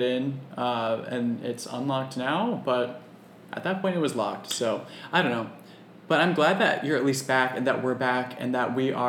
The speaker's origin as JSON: {"language": "English", "region": "East Coast", "country": "United States", "said": "I'm fully from the East Coast"}